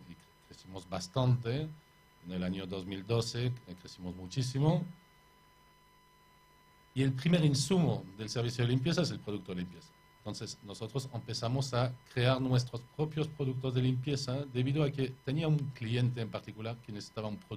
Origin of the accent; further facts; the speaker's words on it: Paris, Île-de-France, France; born there; accent: French; Spanish is a second language; moved away; Sí, de París, sí. Nacido en París.